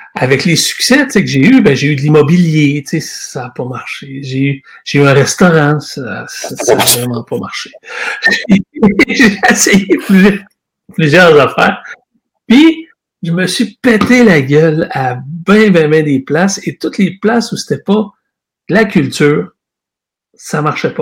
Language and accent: French; Shawinigan, Quebec, Canada; also born or lived in Lisbon, Portugal / Montreal / Trois-Rivières; j'ai été élevé à Shawinigan. Euh, j'ai grandi là, j'ai fait mes études là